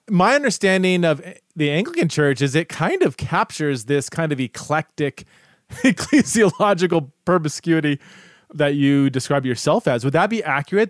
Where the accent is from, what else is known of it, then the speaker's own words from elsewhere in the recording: Southern California, United States; now in Idaho, United States; I'm from Southern Southern California.